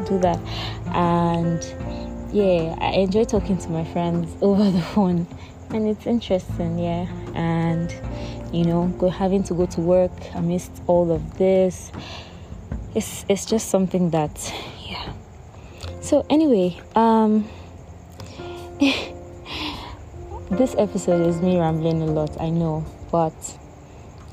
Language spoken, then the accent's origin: English; Akwa Ibom, Nigeria; I am a Nigerian living in Nigeria. I'm from Akwa Ibom State